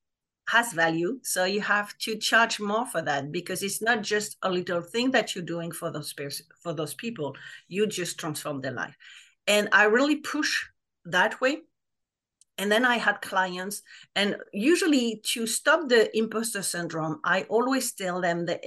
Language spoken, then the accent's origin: English; France; English is a second language; moved away as an adult; now in United States; I live in the US for 20 years, but I'm French, like people will probably notice my accent